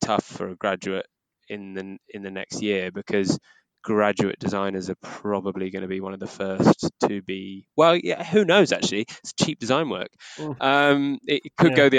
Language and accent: English; Hay-on-Wye, Wales, United Kingdom; I'm from the Welsh Borders, place, little town called Hay-on-Wye